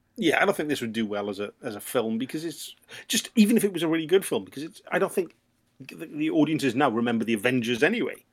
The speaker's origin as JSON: {"language": "English", "town": "Swansea", "region": "Wales", "country": "United Kingdom", "said": "I'm from Swansea"}